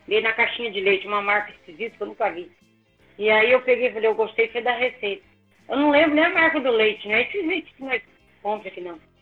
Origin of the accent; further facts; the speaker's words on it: Minas Gerais, Brazil; Eu sou mineira, imagina, criada em Minas, tudo